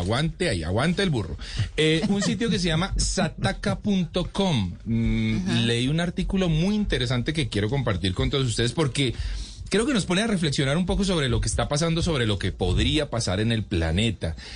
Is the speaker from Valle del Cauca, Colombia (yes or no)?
yes; Cali, Valle del Cauca, Colombia; yo soy caleño